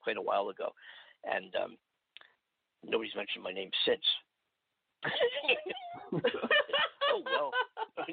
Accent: Philadelphia, Pennsylvania, United States; now in California, United States; the Philadelphia Inquirer, my hometown

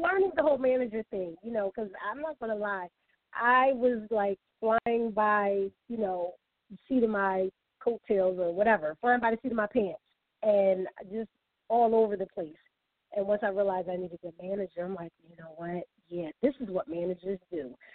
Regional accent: Philadelphia, Pennsylvania, United States; from my hometown

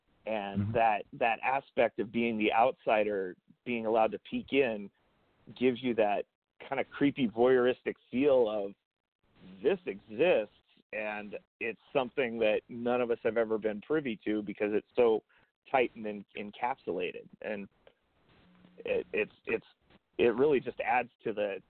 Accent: the West, United States; I'm from the West.

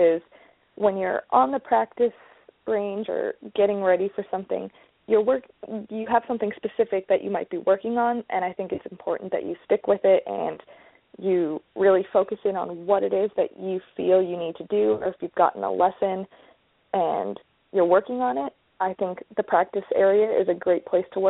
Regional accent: Vancouver, British Columbia, Canada; From Vancouver, so I just have rainy winters

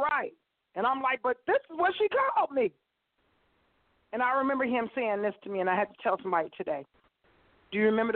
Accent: Las Vegas, Nevada, United States; moved away; I'm from Las Vegas.

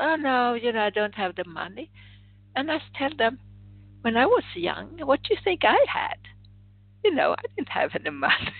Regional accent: Sweden; moved away; I was born in Sweden

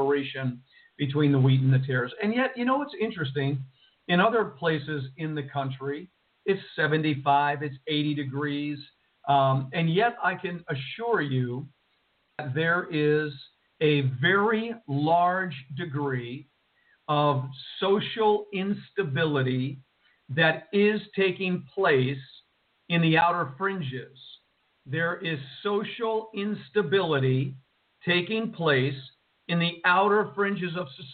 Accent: Jersey City, New Jersey, United States; moved away; from Jersey City, New Jersey, the home where I was born and raised

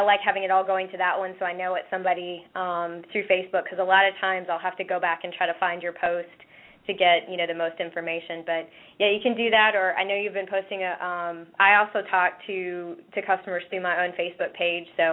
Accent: East Tennessee, United States; growing up in East Tennessee

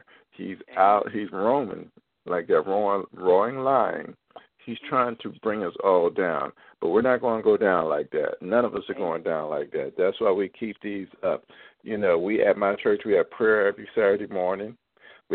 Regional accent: Philadelphia, Pennsylvania, United States; now in Baltimore, United States; I'm from Philadelphia

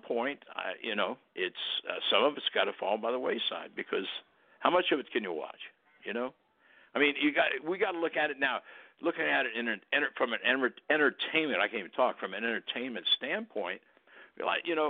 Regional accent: Cincinnati, Ohio, United States; my hometown is Cincinnati

